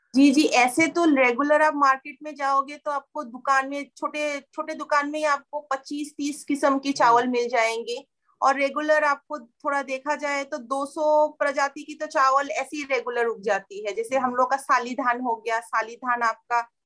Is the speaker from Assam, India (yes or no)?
yes; Kokrajhar, Assam, India; मैं जहाँ से बिलोंग करती हूँ कोकराचार साइड